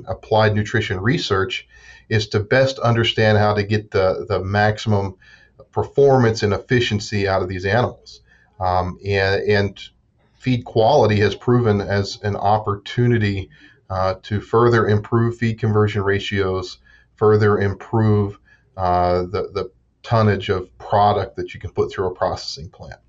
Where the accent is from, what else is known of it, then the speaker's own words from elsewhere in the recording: Southeast Ohio, United States; moved away as an adult; also born or lived in West Virginia; now in Pennsylvania, United States; I grew up in Southeast Ohio on a small cow-calf